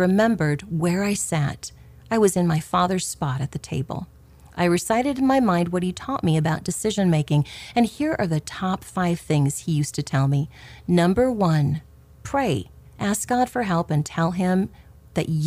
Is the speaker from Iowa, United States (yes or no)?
yes; Clarinda, Iowa, United States; Growing up in Clarinda, Iowa